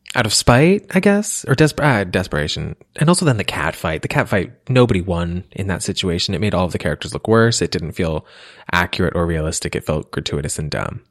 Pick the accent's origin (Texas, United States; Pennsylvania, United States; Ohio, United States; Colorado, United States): Pennsylvania, United States; I'm from Pennsylvania